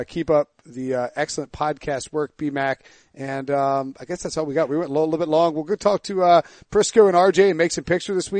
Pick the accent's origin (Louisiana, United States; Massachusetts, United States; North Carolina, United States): North Carolina, United States; Raleigh; Bill Cowher might talk to me because he's from Raleigh, and I'm from Raleigh